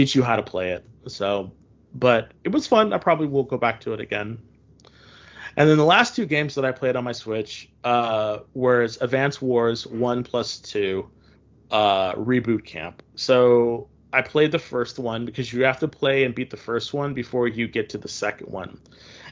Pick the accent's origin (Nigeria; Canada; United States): United States; I'm an American